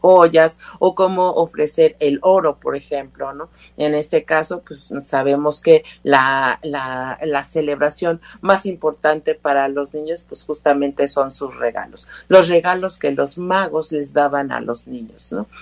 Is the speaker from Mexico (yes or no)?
yes; Mexico